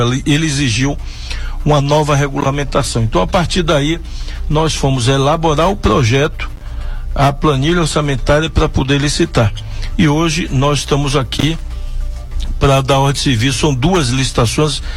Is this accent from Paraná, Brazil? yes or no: no; Salvador, Bahia, Brazil; Eu nasci no Morro da Liberdade, eh, numa comunidade pobre, numa encosta, e ao longo da minha infância e adolescência eu vi minha mãe ser a mãezona da favela